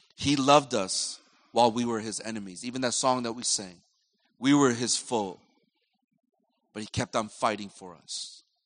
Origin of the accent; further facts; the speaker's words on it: United States; I'm from America